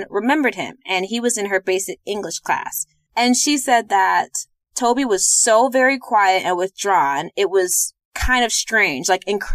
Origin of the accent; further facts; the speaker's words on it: St. Louis, Missouri, United States; we're from St. Louis